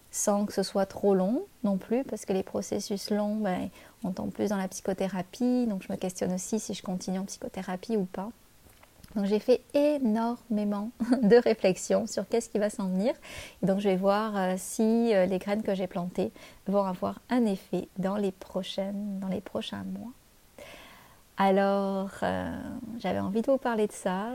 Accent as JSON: {"language": "French", "country": "France", "moved": "as an adult", "lives_now": "Canada"}